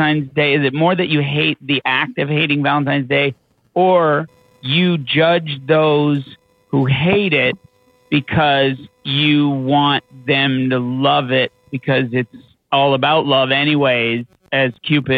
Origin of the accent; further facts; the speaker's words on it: Newfoundland and Labrador, Canada; a Newfoundlander who grew up beige